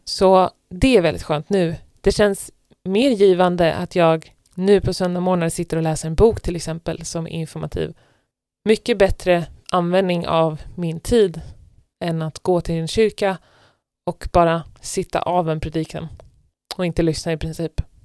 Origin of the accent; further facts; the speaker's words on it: Stockholm, Stockholm County, Sweden; moved away as an adult; now in Norway; en stor andel av mina kompisar där eh, hemifrån i Stockholm är kristna vänner